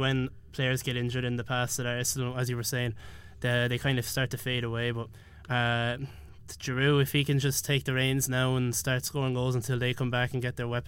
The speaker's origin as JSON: {"language": "English", "country": "Ireland"}